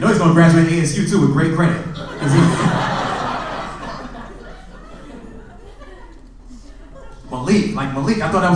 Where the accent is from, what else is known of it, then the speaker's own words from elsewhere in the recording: New York, United States; I'm from New York